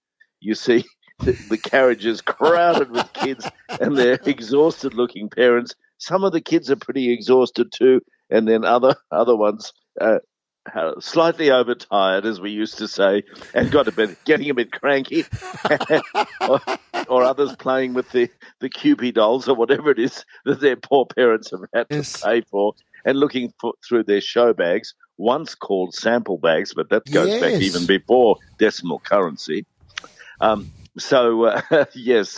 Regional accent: near Texas, southeast Queensland, Australia; now in Melbourne, Australia; I grew up near Texas in southeast Queensland

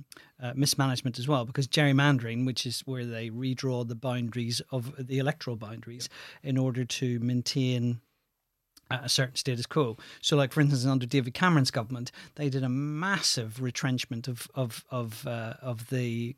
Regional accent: Ireland; And I said, "Oh, yeah, I'm from Ireland." And instantly, the first thing they would say is, "Oh, you're from the north or the south." And my response was always, "I'm from the east."

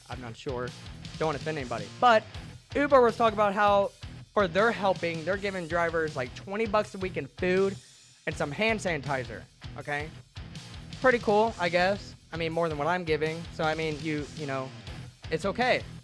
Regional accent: Central Illinois, United States; moved away as an adult; also born or lived in Phoenix; Now I'm living in Illinois. This is actually my hometown.

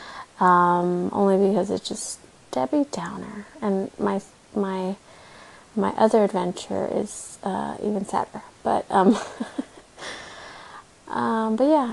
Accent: South Texas, United States; now in Austin, United States; I grew up in South Texas

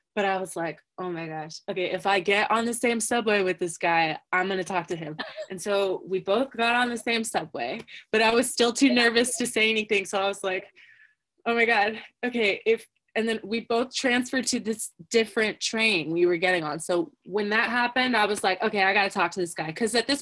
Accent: California, United States; also born or lived in Vermont; I'm from California

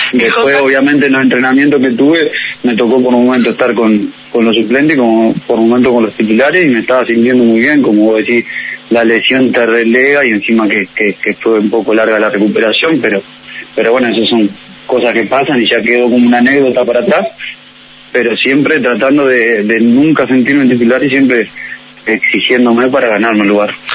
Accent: Maldonado, Uruguay; also born or lived in Mexico; now in Montevideo, Uruguay; yo soy de Maldonado

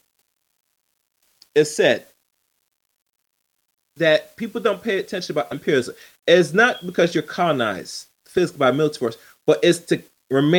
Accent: United States; accent: English; I'm here, born and raised in the United States

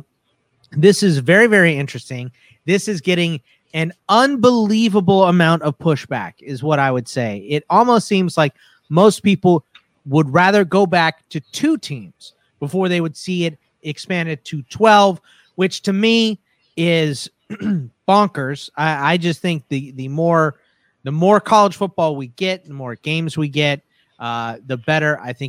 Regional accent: Houston, Texas, United States; now in Arizona, United States; I'm originally from Houston and that like I bring from my Texas roots, I bring the Rockets and the Longhorns. So my dad's whole side of the family is from Pittsburgh. And when my parents got divorced, we moved here to Arizona.

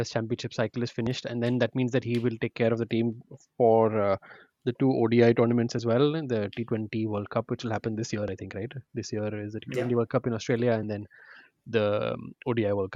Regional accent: India; we as Indian fans

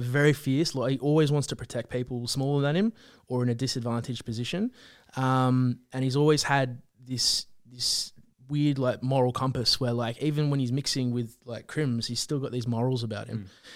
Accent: Central Coast, New South Wales, Australia; moved away as an adult; now in Sydney, Australia; we're from the Central Coast

